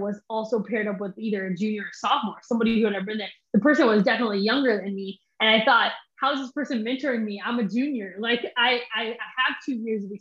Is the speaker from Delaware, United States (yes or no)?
no; Derby, Kansas, United States; moved away as an adult; also born or lived in Mississippi; I grew up in Derby, Kansas